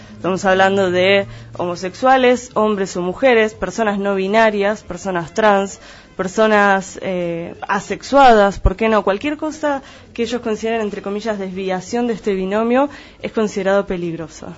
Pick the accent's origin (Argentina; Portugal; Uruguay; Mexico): Argentina; la mayoría de los que estamos acá, y en la región pampeana, no así en el resto del país tal vez, eh, en general somos descendientes de inmigrantes. Sin embargo, nos consideramos argentinos porque nacimos en suelo argentino.